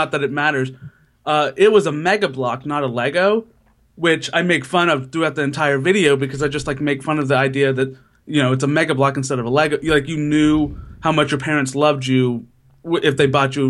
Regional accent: Citrus County, Florida, United States; moved away as an adult; also born or lived in Philadelphia / New York; now in New Jersey, United States; I'm originally from Florida and now I'm in New Jersey

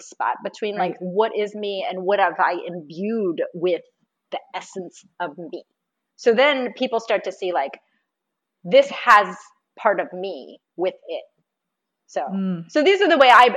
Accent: Florida, United States; I'm from Florida. And right now I live just north of Tampa

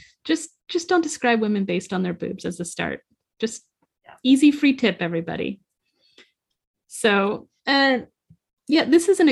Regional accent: United States; As an American

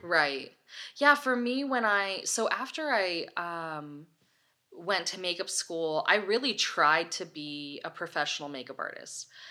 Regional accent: Los Osos, California, United States; moved away as an adult; also born or lived in Los Angeles; I grew up in Los Osos, California, with, like, ten thousand people

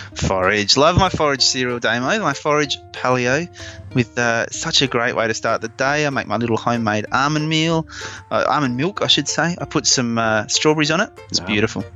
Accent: Adelaide, South Australia, Australia; my hometown of Adelaide

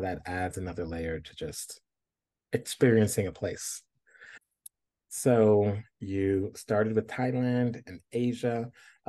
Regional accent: New York, United States; moved away; I'm originally from New York

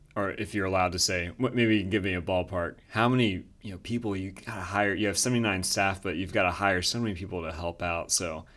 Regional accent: Winston-Salem, North Carolina, United States; now in Raleigh, United States; I'm from Winston-Salem. We have the Dixie Classic Fair. I've been going to that since, uh, yeah, I was, I was very small. Now I live in Raleigh.

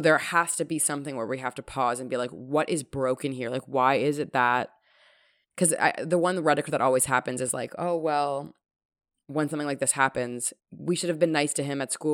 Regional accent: Toronto, Ontario, Canada; growing up in Toronto

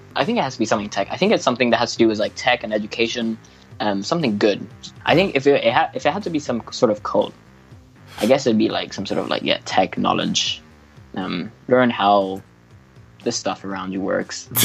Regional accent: Paris, Île-de-France, France; moved away as an adult; now in United Kingdom; I grew up in Paris. Uh, came came over to the UK to study

